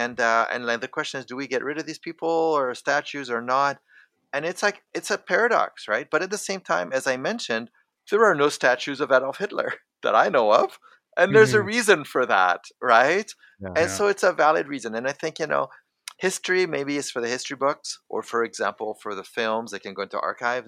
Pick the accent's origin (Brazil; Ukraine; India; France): France; also born or lived in Canada; So I come from a multicultural background. I'm French and I'm Canadian.